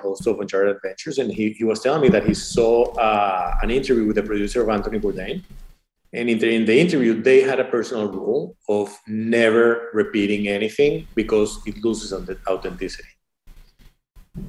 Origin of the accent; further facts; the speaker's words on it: Venezuela; now in United States; I was born in Venezuela.